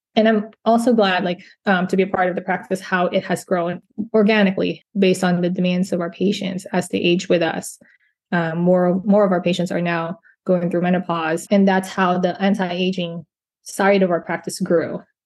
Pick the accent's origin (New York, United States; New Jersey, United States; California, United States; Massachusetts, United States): California, United States; also born or lived in Philippines; now in Central Florida, United States; I was born in the Philippines and grew up in California